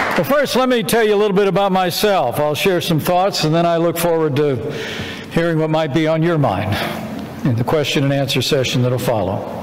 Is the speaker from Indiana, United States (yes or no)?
yes; Indiana, United States; serve my hometown in the Congress of the United States